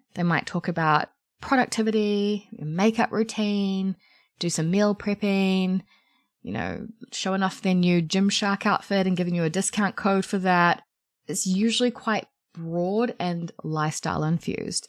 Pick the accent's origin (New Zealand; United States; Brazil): New Zealand; I'm a New Zealander